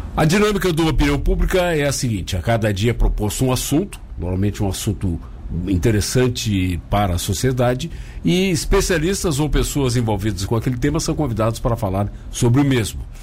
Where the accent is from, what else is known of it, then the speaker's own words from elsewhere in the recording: Gaúcho, Rio Grande do Sul, Brazil; now in Santa Catarina, Brazil; eu, como gaúcho